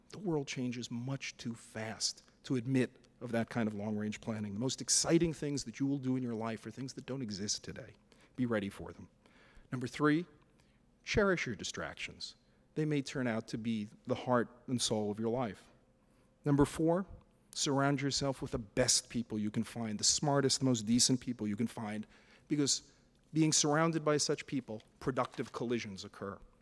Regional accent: New York City, New York, United States; I was a lower middle class kid from Brooklyn

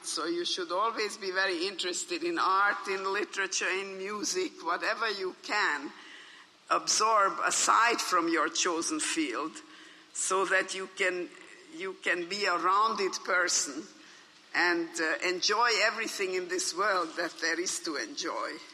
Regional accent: Budapest, Hungary; English is a second language; moved away as an adult; now in United States; I was born in Hungary in Budapest as you heard of Jewish parents

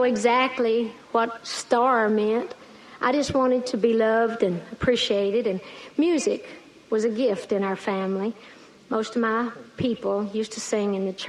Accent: Great Smoky Mountains of East Tennessee, United States; I grew up in the Great Smoky Mountains of East Tennessee

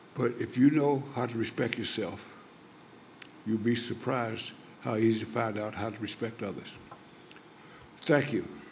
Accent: Louisiana, United States; I was born in Louisiana

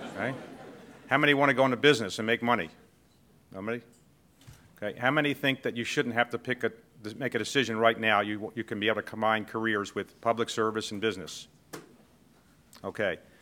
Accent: Baltimore, Maryland, United States; I came from Baltimore. I grew up, uh, the son of a postal worker

